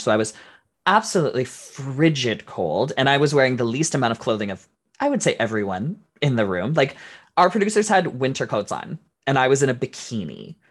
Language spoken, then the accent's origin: English; Canada; we're Canadian